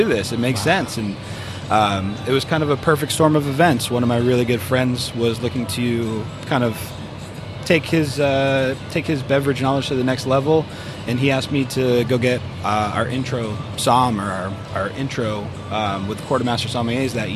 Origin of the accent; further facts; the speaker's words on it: New Hampshire, United States; moved away as an adult; now in Arizona, United States; I'm from New Hampshire originally.